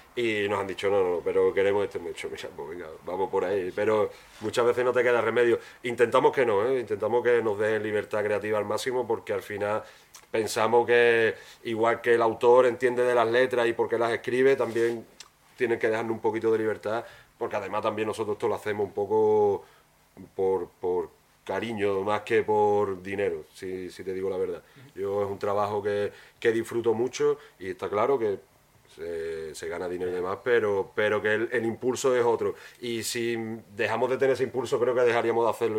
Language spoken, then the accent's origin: Spanish; Huelva, Andalusia, Spain; te tengo que decir también mi barrio, yo soy del Huerto Paco